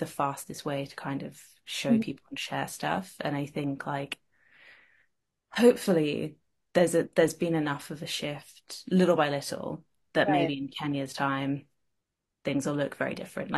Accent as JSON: {"language": "English", "country": "United Kingdom", "said": "being British"}